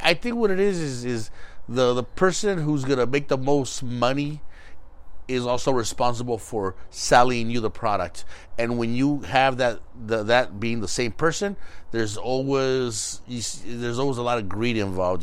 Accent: Los Angeles, California, United States; where we grew up in East

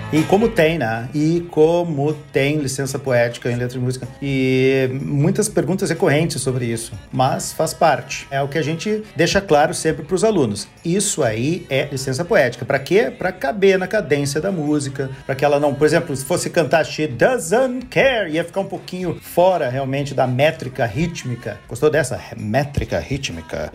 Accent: Barbacena, Minas Gerais, Brazil; now in Porto Alegre, Brazil; Quando eu era criança pequena lá em Barbacena

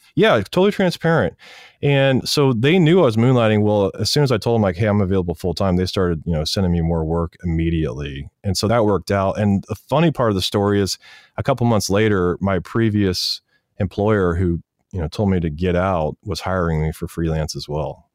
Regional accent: Wichita, Kansas, United States; moved away as an adult; also born or lived in Los Angeles; I'm going to college in my hometown, Wichita, Kansas.

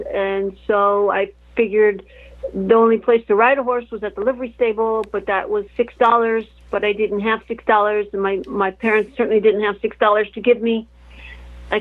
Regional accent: outside Chicago, northwest Indiana, United States; moved away; also born or lived in Tampa Bay; I grew up outside of Chicago, in northwest Indiana

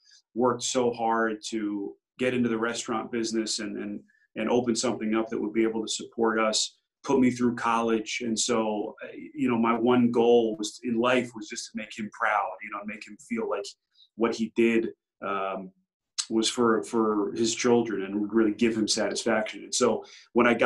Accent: Northern New Jersey, United States; I grew up in Northern New Jersey

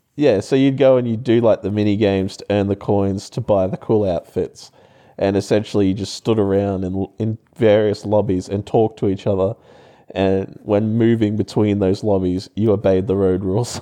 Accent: Townsville, Queensland, Australia; moved away; I'm from Townsville

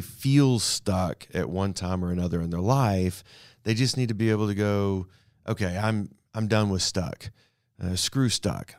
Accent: Canada; also born or lived in Abilene, Texas; now in Amarillo, United States; I grew up in Canada, north of here.

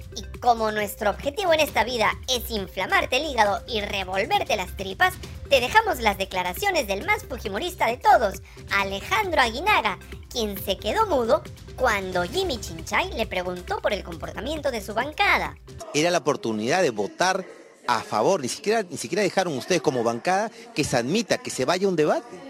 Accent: Peru; Esta es mi tierra, así es mi Perú.

